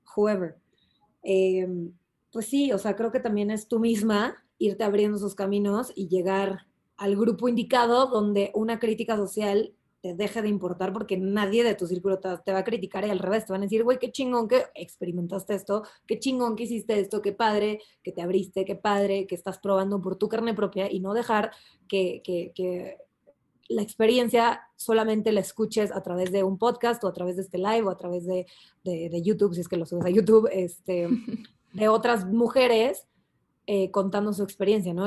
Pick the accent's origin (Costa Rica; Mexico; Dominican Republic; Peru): Mexico; aquí como mexicanos